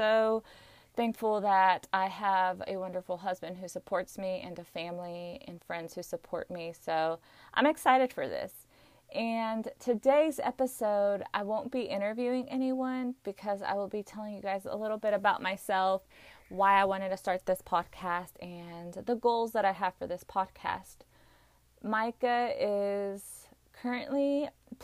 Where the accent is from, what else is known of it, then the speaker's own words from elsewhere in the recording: Arkansas, United States; I was born and raised here in Arkansas. I still live here